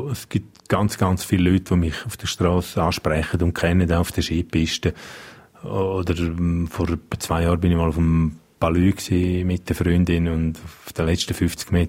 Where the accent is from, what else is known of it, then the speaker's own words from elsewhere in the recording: Graubünden, Switzerland; first language Romansh; German is a second language; now in Zürich, Switzerland; Ich bin da aufgewachsen, ich gehöre daher, meine Muttersprache ist und bleibt romanisch. Ich, ich fühle mich auch da verbunden. Ich will aber auch Zürich nicht missen. Ich finde Zürich eine unglaublich schöne und spannende Stadt. Also ich glaube, jeder, der vom Engadin mal auf Zürich kommt